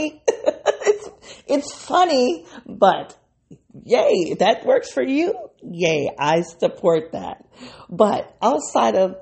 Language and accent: English; Midwest, United States; I'm a Midwesterner.